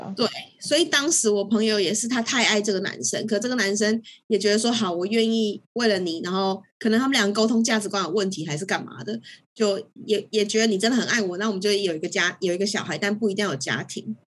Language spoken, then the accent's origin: Chinese; Taiwan; 我身在台湾